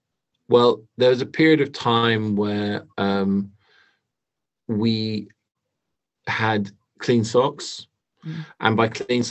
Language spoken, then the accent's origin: English; Australia; as an Australian, I'm sure you can attest to it being vital.